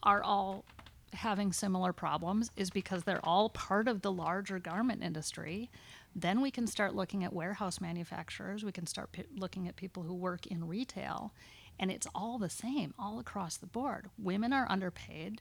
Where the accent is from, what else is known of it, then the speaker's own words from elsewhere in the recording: United States; a woman growing up in America